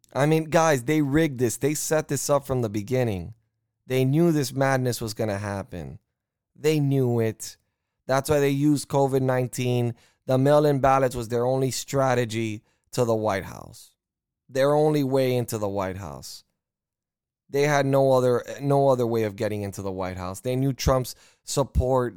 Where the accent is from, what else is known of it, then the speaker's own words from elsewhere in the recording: United States; as an American